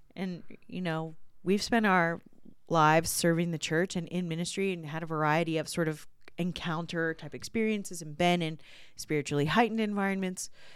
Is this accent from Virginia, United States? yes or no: yes; Virginia, United States; when I was growing up in Virginia, there was a, uh, the house I grew up in backed up against woods